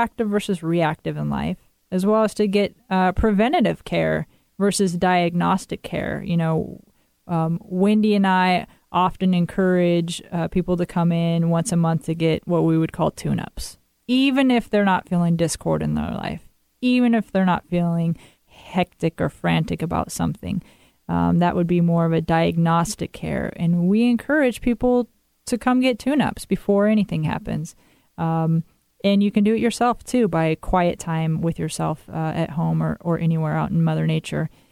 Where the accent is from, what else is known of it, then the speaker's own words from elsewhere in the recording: Twisp, Washington, United States; moved away; That is an area that has been plummeted with floods and fires this summer, and that's where I grew up, and I'm going to be returning to my hometown